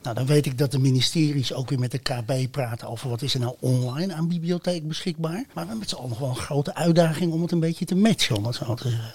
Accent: Flanders, Belgium; ik als Vlaming

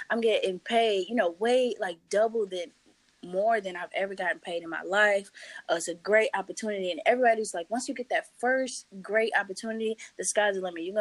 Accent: St. Louis, Missouri, United States; I got an op- opportunity to go intern at Anheuser-Busch in St. Louis, actually back in my hometown.

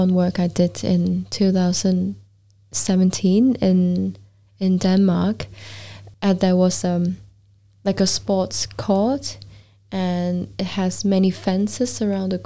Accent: Hong Kong; moved away as an adult; also born or lived in Vancouver, Canada / London, United Kingdom / Iceland; growing up in Hong Kong, and London

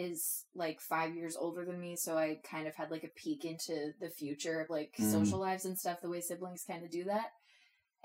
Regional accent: Maryland, United States; I'm from Maryland, where lacrosse is bigger than football

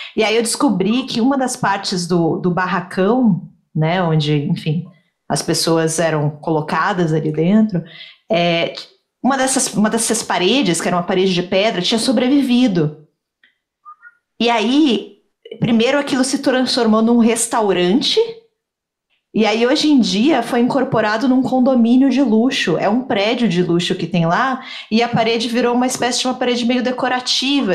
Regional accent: Salvador, Bahia, Brazil; eu sou de Salvador

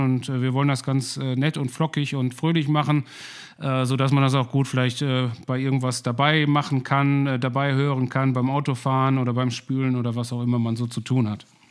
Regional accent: Ruhr area, North Rhine-Westphalia, Germany; ich komme aus dem Ruhrpott, bin hier in der Nähe aufgewachsen

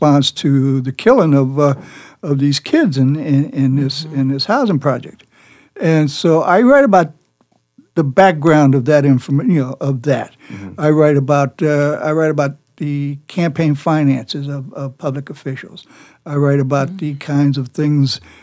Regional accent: Havana, Cuba; now in Miami, United States; I'm Cuban. I was born in Havana.

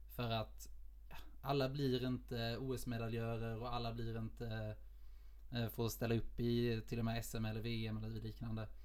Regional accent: Lund, Skåne, Sweden; moved away as an adult; also born or lived in Oslo; now in Gothenburg, Sweden; jag kommer från Lund, eh, och simmade i S K Poseidon när jag växte upp

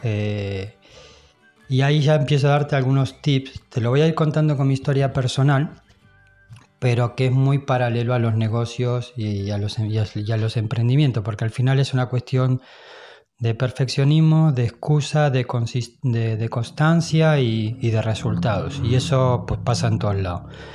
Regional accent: Spain; now in Mallorca, Spain; yo soy español

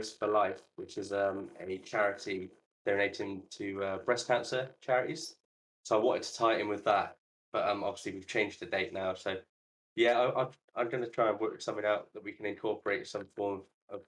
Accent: Bristol, South West England, United Kingdom; Bristol, which I'm super excited. That's my hometown.

